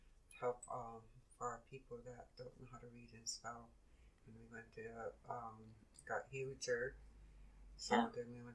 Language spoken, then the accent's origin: English; Duncan, British Columbia, Canada; moved away as an adult; now in Nanaimo, Canada; I'm from Duncan, B.C. Coast Salish.